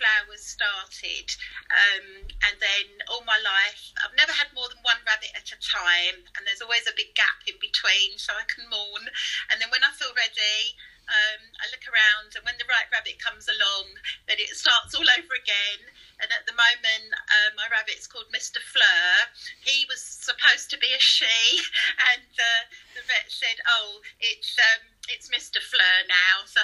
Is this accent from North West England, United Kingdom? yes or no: no; Rayleigh, East of England, United Kingdom; I'm from Rayleigh in Essex